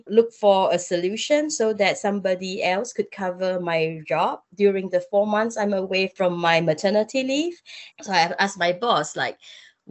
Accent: Singapore; I'm Singaporean

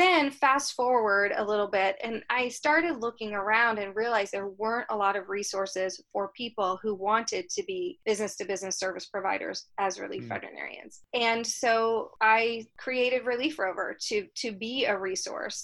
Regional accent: Florida, United States; moved away as an adult; also born or lived in California; I grew up in Florida.

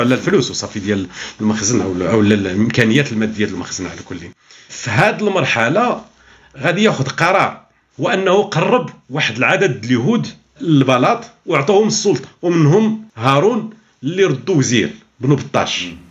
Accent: Morocco; عندنا في المغرب

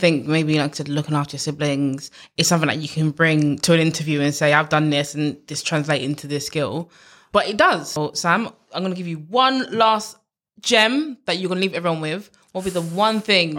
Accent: London, United Kingdom; I grew up in East London

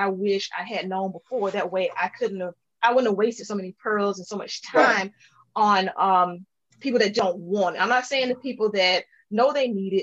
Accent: LaGrange, Georgia, United States; moved away; I grew up in LaGrange, Georgia, on the other side of the state.

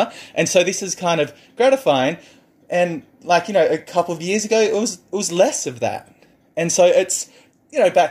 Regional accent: Wagga Wagga, New South Wales, Australia; moved away; I grew up in this rural community and I'm just going to say, I come from Wagga

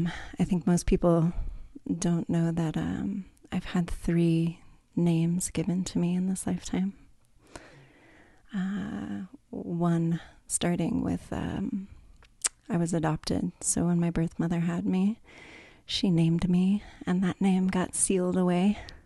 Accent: California, United States; Starting off when I was younger, I was raised in California. So definitely a California girl, native. And raised in a Catholic family

